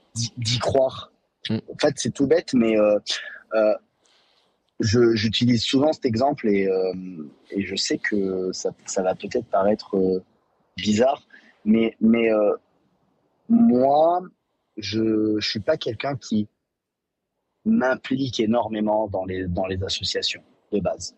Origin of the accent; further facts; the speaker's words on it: Vichy, Auvergne-Rhône-Alpes, France; j'ai grandi à Vichy